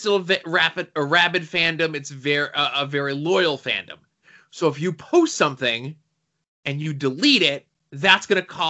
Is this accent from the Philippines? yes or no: no; Australia; I use cuss, C-U-S, words, cause I do, and I'm an Australian. It's who I am.